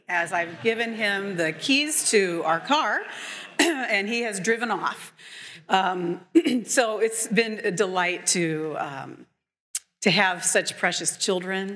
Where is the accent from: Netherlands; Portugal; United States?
United States; Indianapolis, Indiana; now in Chicago, United States; I grew up in Indianapolis